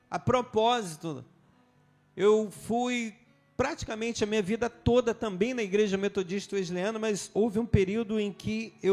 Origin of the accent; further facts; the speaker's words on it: Nilópolis, Rio de Janeiro, Brazil; eu vim de Nilópolis, quem me arrastou foi Simone, minha esposa, né? Me tirou de Nilópolis e me trouxe para Lote 15.